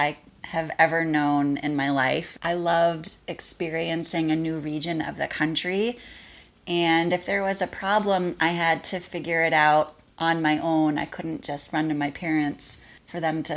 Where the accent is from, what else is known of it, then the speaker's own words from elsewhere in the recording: Massachusetts, United States; moved away as an adult; also born or lived in Ohio; I grew up in Massachusetts